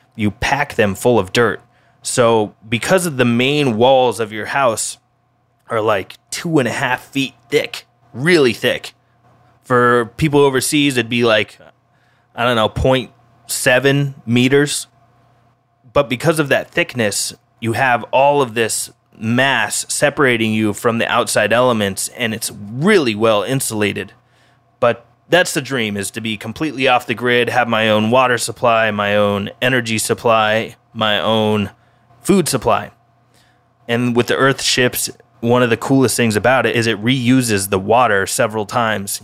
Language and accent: English; Denver, Colorado, United States; now in Oahu, United States; my hometown of Denver, Colorado